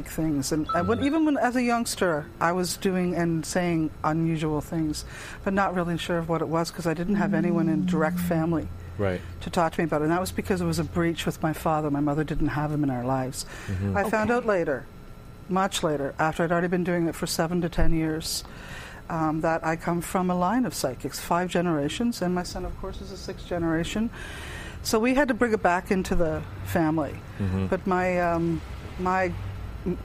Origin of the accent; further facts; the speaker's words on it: Toronto, Ontario, Canada; also born or lived in North Bay; now in Barrie, Canada; Born in the Beaches region